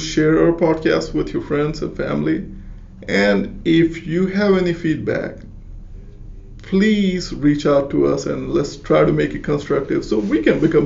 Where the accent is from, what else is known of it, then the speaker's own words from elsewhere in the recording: India; I'm Indian